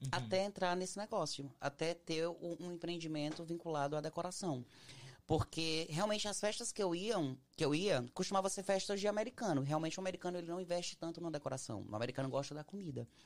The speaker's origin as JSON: {"language": "Portuguese", "country": "Brazil", "said": "a gente é uma, nós todos somos brasileiros, geralmente quem trabalha nessa área, todo mundo é brasileiro."}